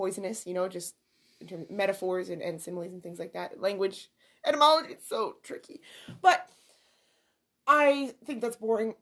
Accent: Canada; I'm Canadian

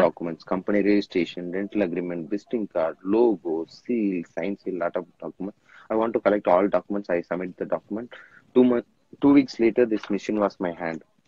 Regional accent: Thanjavur district, Tamil Nadu, India; now in Chennai, India; my hometown is uh, tanjavur district that is the one of the small village shipped on to 30 35 years before my daddies came to chennai

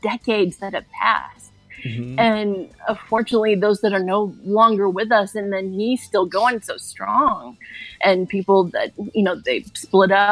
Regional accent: Tuscaloosa, Alabama, United States; where I grew up in Tuscaloosa, Alabama

